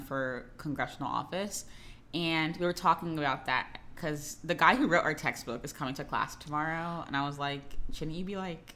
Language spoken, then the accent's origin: English; Florida, United States; I'm from Florida